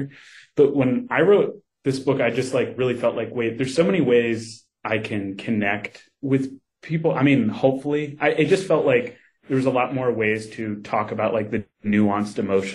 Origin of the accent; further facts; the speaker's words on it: Kentucky, United States; moved away; I grew up in Kentucky.